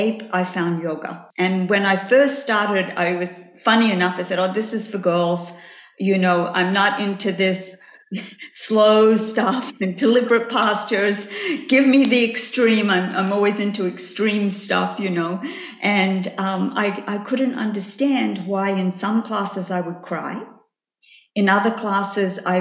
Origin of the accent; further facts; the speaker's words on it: Australia; moved away as an adult; also born or lived in New York; I came from Australia when I was 23 years of age